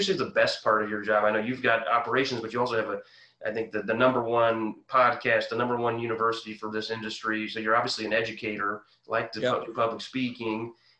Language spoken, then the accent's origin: English; Quincy, Illinois, United States; moved away; I'm from Quincy, Illinois. We used to play football against Decatur, and that was the year I was in high school